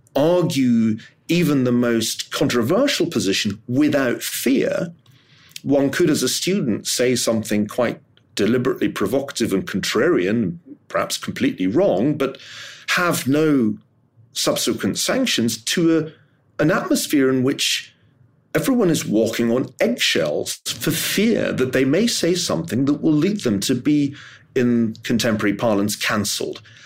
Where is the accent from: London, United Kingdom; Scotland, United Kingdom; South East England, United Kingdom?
Scotland, United Kingdom; Glasgow; I'm from Glasgow